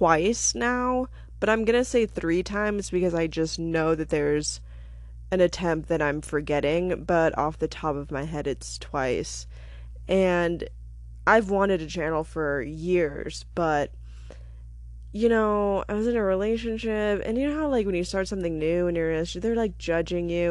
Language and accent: English; Alaska, United States; now in Denver, United States; I am from Alaska. I used to be a newspaper journalist.